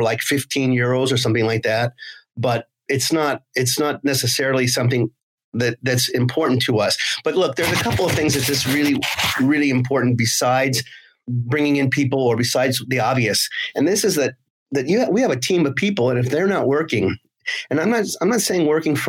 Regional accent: United States; now in Nice, France; I'm American originally

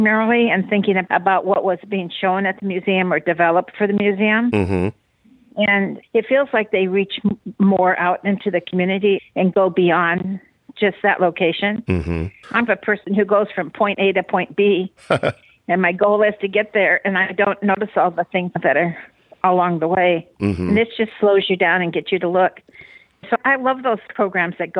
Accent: Seattle, Washington, United States; I grew up in Fauntleroy

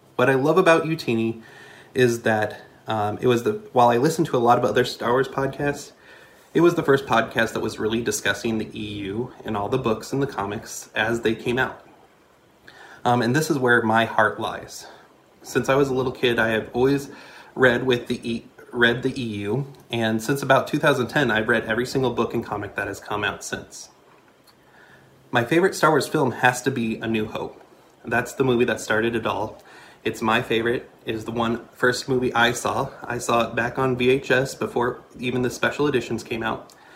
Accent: Lincoln, Nebraska, United States; I'm from Lincoln, Nebraska

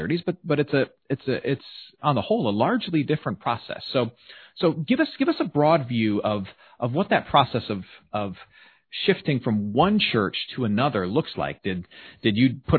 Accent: Michigan, United States; moved away; the great state of Michigan, which is my home state as well

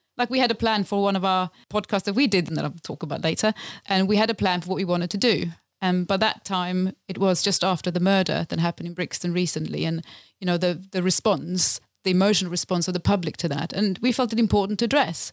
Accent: Lapland, Sweden; moved away as an adult; now in London, United Kingdom; so I am originally from Sweden, from Lapland in Sweden. Grew up in a very remote town, far above the Arctic Circle

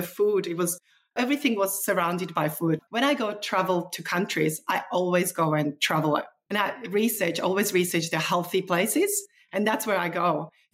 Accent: Slovakia; now in Australia; The way that I grew up in Eastern Europe, Czechoslovakia, former Czechoslovakia.

